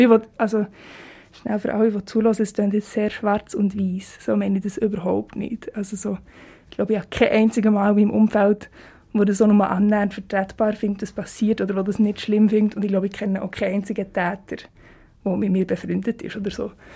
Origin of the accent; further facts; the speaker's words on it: Switzerland; accent: Swiss German; first language Swiss German; also born or lived in Zurich; in meiner Muttersprache